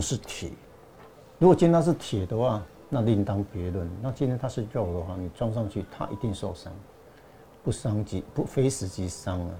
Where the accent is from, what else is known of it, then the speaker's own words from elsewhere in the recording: Meinong, Kaohsiung, Taiwan; 我在家乡美浓